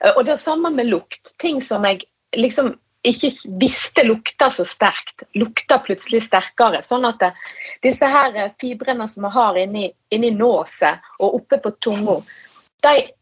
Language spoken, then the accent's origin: Norwegian; Norheimsund, Vestland, Norway; Jeg er jo fra Nordheimsund i Hardanger